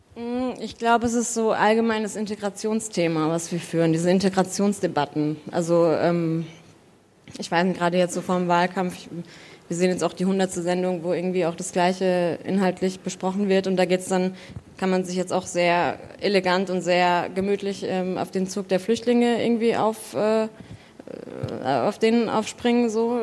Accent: Southern Germany, Germany; ich komme aus Süddeutschland

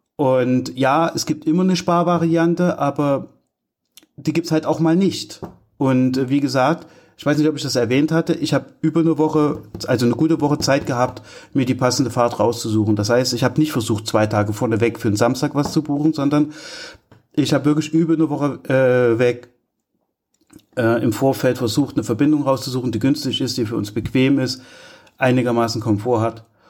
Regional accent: Altenburg, Thuringia, Germany; Ich komme ja aus Altenburg mit meiner Familie

